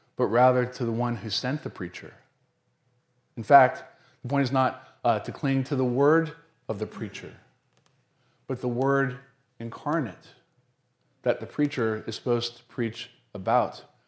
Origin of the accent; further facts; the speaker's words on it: the South, United States; I'm from the South